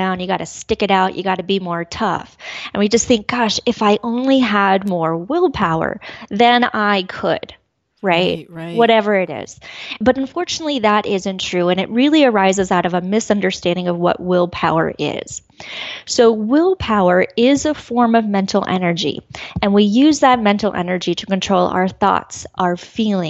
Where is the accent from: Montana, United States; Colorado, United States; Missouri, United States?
Colorado, United States; moved away as an adult; being back in Colorado. This is where I grew up